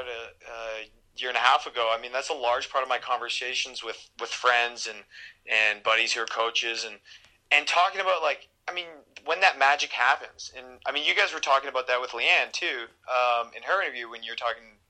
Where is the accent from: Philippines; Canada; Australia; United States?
Canada; we're Canadian